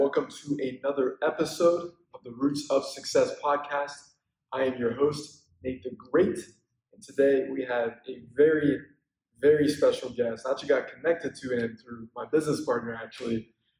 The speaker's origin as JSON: {"language": "English", "region": "Pennsylvania", "country": "United States", "moved": "yes", "lives_now": "Los Angeles, United States", "said": "I'm from Pennsylvania"}